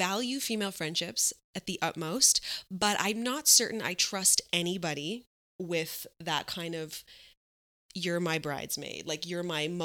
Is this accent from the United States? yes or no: no; Montreal, Quebec, Canada; moved away as an adult; also born or lived in Toronto / Vancouver; I'm from Montreal